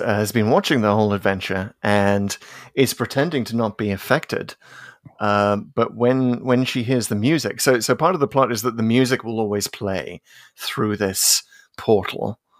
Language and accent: English; North East England, United Kingdom; accent: Geordie; I should say that I'm a Geordie, by the way. I was brought up in the northeast of England